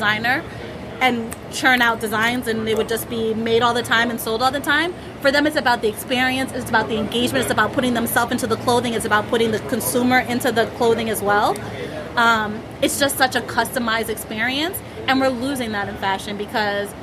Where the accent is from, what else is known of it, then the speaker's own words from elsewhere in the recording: Florida, United States; also born or lived in Jamaica / Harlem, New York; now in New York, United States; I'm Jamaican. I grew up in Florida.